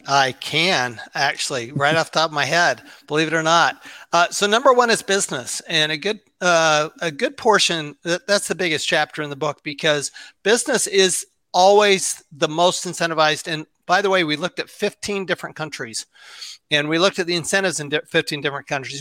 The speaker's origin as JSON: {"language": "English", "town": "Salt Lake City", "region": "Utah", "country": "United States", "tie": "born or raised there", "said": "I grew up in Salt Lake City, Utah."}